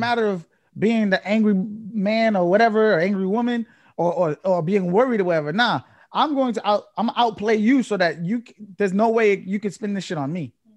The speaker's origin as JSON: {"language": "English", "town": "Chelsea", "region": "Massachusetts", "country": "United States", "tie": "born or raised there", "said": "I grew up in Chelsea"}